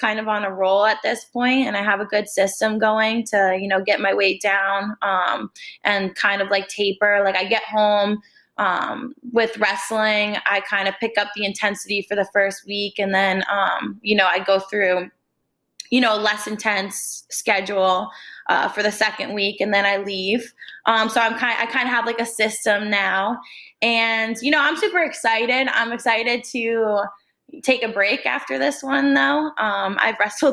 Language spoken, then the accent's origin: English; New Jersey, United States; I'm from Jersey